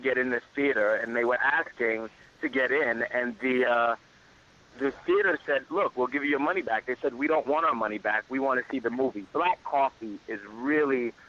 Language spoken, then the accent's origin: English; New York City, New York, United States; now in Los Angeles, United States; I was born in the Bronx, New York City.